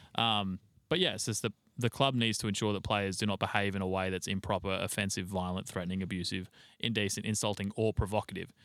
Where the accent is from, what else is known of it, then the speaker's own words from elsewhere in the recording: Australia; we're fucking Australian